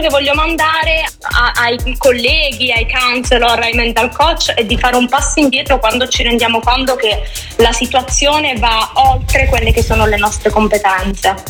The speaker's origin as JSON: {"language": "Italian", "region": "a small town in Calabria", "country": "Italy", "tie": "born or raised there", "moved": "as an adult", "said": "dopo tredici anni in città non è facile tornare in un paesino di tre, quattro mila abitanti"}